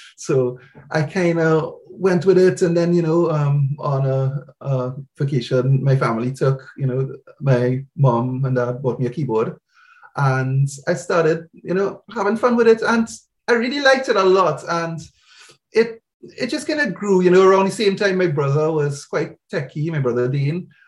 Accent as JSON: {"language": "English", "country": "Trinidad & Tobago", "moved": "yes", "lives_now": "United Kingdom", "said": "I'm from Trinidad in the Caribbean"}